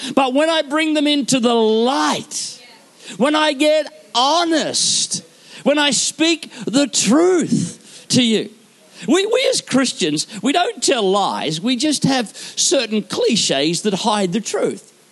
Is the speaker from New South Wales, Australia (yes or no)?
no; Queensland, Australia; I am from Queensland.